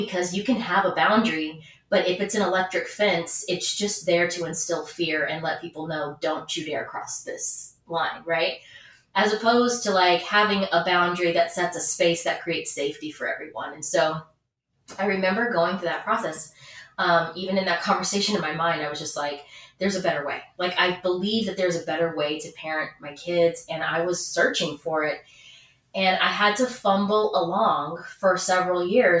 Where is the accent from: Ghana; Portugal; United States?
United States; the South; I'm from the South